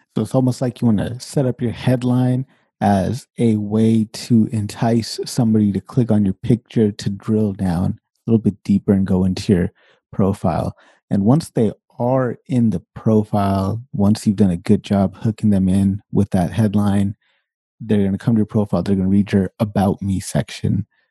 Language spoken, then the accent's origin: English; Sacramento, California, United States; moved away as an adult; now in Canada; I'm born and raised Sacramento, California. and I lived there until I was way late into my twenties